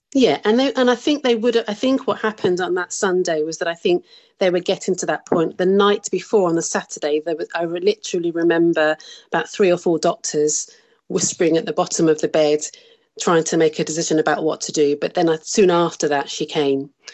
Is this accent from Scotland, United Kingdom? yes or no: no; Birmingham, West Midlands, United Kingdom; moved away as an adult; also born or lived in South Africa; I was born and raised in Birmingham, which is in the centre of England